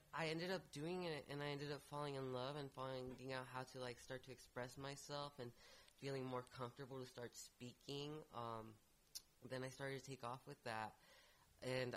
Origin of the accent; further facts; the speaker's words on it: Rialto, California, United States; moved away as an adult; now in San Francisco Bay Area, United States; I'm from Rialto, California, so Inland Empire